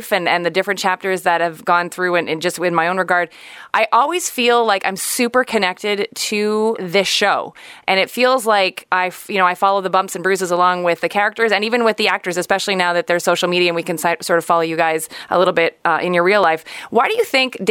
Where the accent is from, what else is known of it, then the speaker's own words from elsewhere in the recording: Montreal, Quebec, Canada; I'm from Montreal